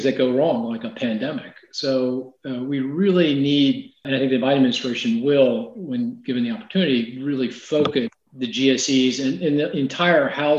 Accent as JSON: {"language": "English", "town": "Philadelphia", "region": "Pennsylvania", "country": "United States", "said": "I'm from Philly"}